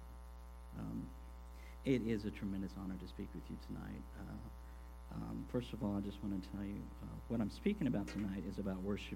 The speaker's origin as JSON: {"language": "English", "town": "Corpus Christi", "region": "Texas", "country": "United States", "tie": "born or raised there", "lives_now": "Houston, United States", "said": "I grew up in Corpus, which is just down the coast from here. I moved up to Houston when I was 21"}